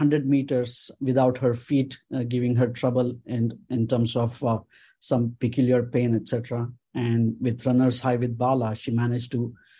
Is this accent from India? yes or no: yes; Mumbai, Maharashtra, India; moved away as an adult; I grew up in Ville Parle area.